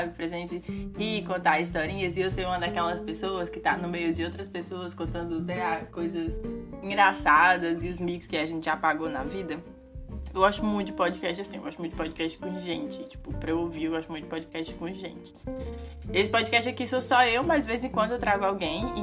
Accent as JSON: {"language": "Portuguese", "region": "Ceará", "country": "Brazil", "moved": "as an adult"}